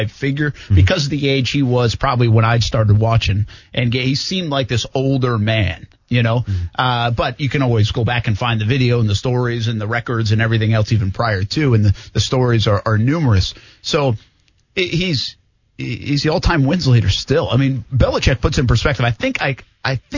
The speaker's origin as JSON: {"language": "English", "area": "New England", "region": "Rhode Island", "country": "United States", "said": "I'm from New England, from the Rhode Island area"}